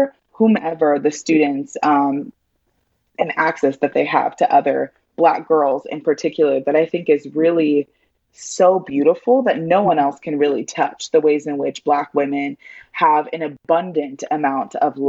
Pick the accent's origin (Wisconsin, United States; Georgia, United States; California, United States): California, United States; also born or lived in Denver, Colorado; now in Charlotte, United States; I grew up in California